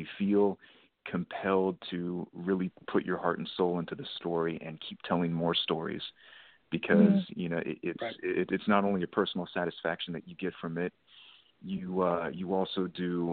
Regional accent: Texas, United States; moved away; that is my home state

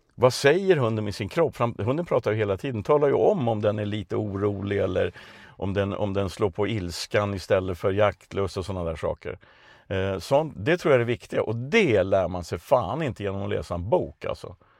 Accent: Stockholm, Stockholm County, Sweden; moved away as an adult; also born or lived in Värmland; now in Östergötland, Sweden; jag är från ett ställe som förr hette Sibirien i Vasastan i Stockholm.

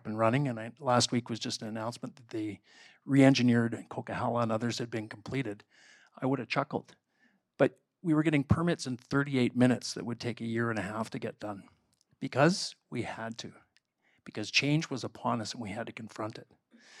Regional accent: Canada; which happens when we're Canadian.

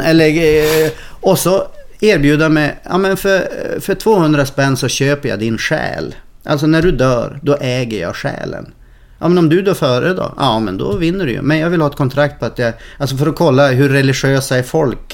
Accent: Umeå, Västerbotten County, Sweden; jag är från Umeå

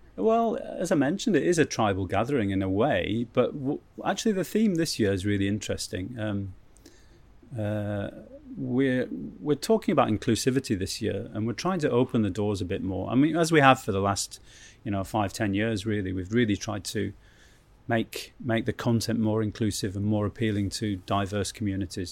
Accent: Keswick, North West England, United Kingdom; I grew up in Keswick

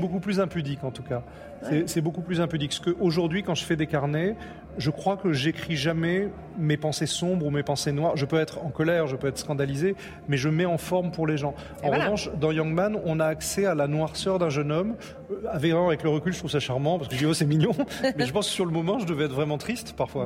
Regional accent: Nice, Provence-Alpes-Côte d'Azur, France; L'endroit où je suis né, où j'ai grandi, c'est Nice

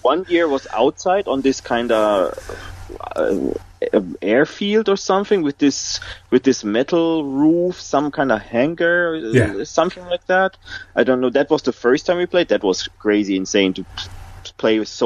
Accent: Essen, North Rhine-Westphalia, Germany; I was in Essen, that's my hometown, at least now my hometown

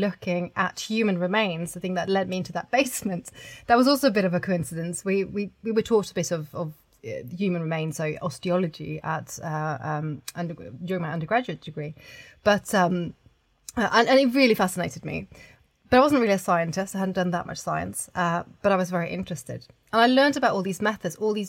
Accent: Oslo, Norway; I grew up in Oslo in Norway

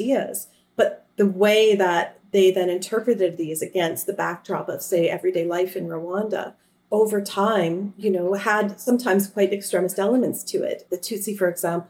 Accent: Canada; I come from Canada

